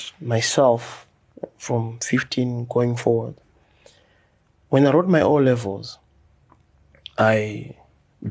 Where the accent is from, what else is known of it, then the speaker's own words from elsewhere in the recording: Chitungwiza, Mashonaland East, Zimbabwe; I grew up in Chitungwiza. I went to Farai Primary School